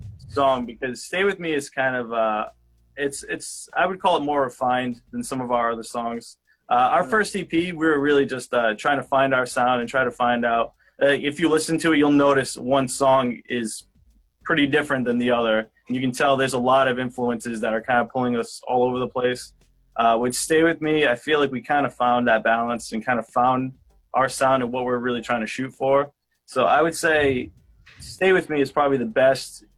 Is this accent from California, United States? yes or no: no; southeastern Massachusetts, United States; we're from southeastern Mass. all surrounding towns in there. So like Westport, Dartmouth, based over there